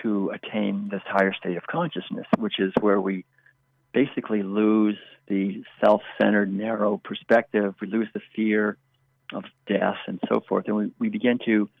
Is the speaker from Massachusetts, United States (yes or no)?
yes; Concord, Massachusetts, United States; I was born and raised in Concord, Massachusetts back in the 1950s.